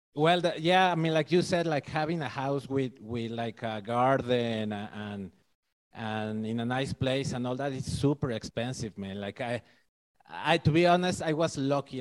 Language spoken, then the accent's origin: English; Mexico City, Mexico; I'm from Mexico City